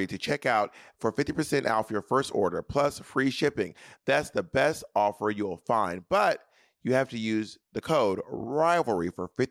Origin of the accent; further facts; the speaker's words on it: Atlanta, Georgia, United States; moved away; also born or lived in New York City; I'm from Atlanta